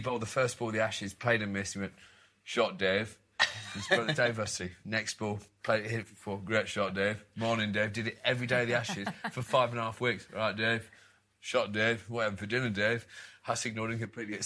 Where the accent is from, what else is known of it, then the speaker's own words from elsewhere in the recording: Towcester, East Midlands, United Kingdom; I grew up in Toaster